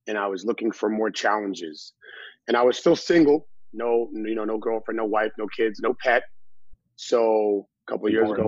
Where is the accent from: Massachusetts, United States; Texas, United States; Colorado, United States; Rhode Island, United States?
Massachusetts, United States; Boston; now in Los Angeles, United States; Right now, I am in LA. I'm from Boston. I've been here about two and a half years, going on three years